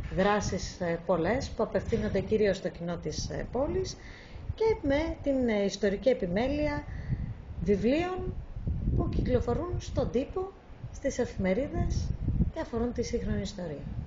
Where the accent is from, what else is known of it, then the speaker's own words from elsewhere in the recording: Lamia, Central Greece, Greece; moved away as an adult; also born or lived in Athens / England; now in Thessaloniki, Greece; εκεί πέρασα τα μαθητικά μου χρόνια